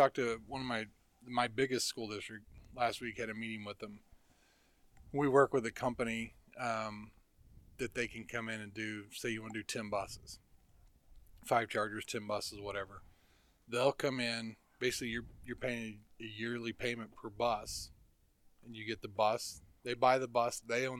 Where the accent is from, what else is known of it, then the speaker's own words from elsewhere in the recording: Midwest, United States; when I came from the Midwest